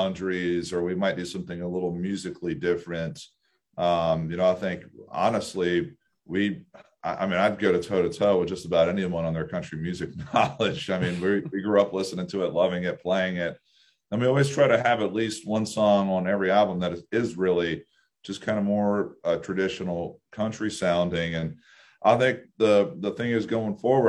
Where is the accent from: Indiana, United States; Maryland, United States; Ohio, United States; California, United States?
Maryland, United States; Anne Arundel County; we're from Anne Arundel County, so everyone from, we call SoCo, South County, being from a small rural blue collar town